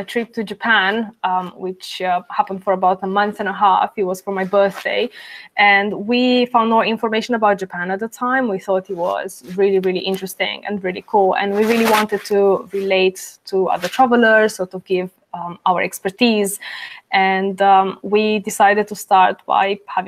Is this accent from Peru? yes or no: no; Bucharest, Romania; moved away as an adult; also born or lived in England; I am Romanian born. So I'm originally from Bucharest, Romania, but I moved to England when I was 18.